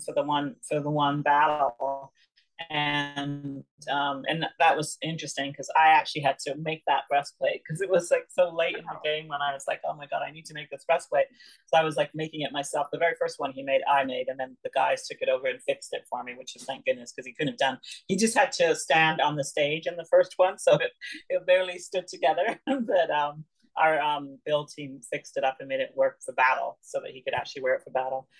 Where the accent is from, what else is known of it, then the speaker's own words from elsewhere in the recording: Lanigan, Saskatchewan, Canada; also born or lived in London, England; Well, I was born in London, England, but I grew up and then um, we moved um, to uh, Lanigan, Saskatchewan, actually. And so I grew up and I'm a, i consider myself partly a prairie girl, partly British.